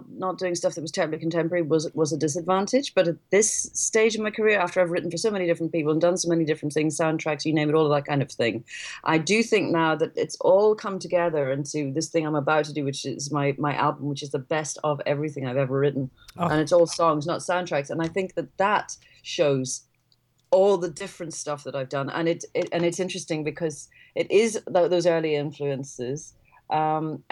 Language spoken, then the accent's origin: English; Ireland; when I was growing up in Ireland